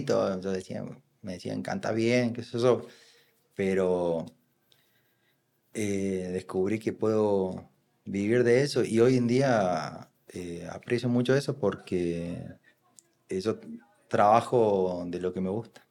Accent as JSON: {"language": "Spanish", "region": "Córdoba", "country": "Argentina", "moved": "as an adult", "lives_now": "Sabaneta, Colombia", "said": "yo soy de Córdoba"}